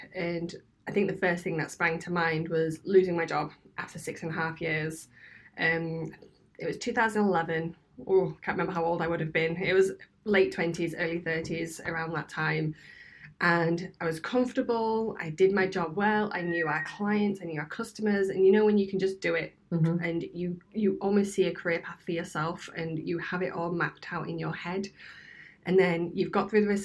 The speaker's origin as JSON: {"language": "English", "town": "Scunthorpe", "region": "Yorkshire and the Humber", "country": "United Kingdom", "also_born_or_lived": "Birmingham", "moved": "yes", "said": "I'm originally from Scunthorpe, so it's a grey steel town up north in one of the poorest areas of the country"}